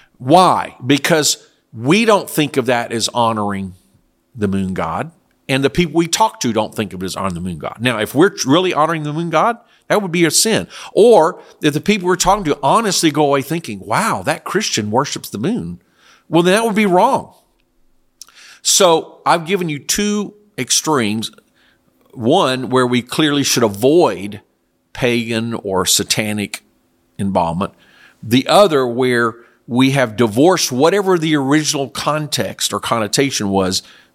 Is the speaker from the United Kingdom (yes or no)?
no; South Korea; I was raised in Korea. There was no Halloween. That is an American or Western culture. Now, in very rare occasions, we were allowed to go into the U.S. Army base, and there was also a Baptist missionary compound that had American-style living.